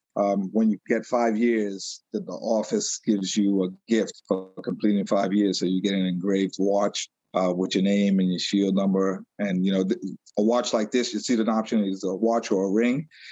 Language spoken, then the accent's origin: English; New York City, New York, United States; moved away as an adult; now in Long Island, United States; I was born in New York City, and I was raised in Brooklyn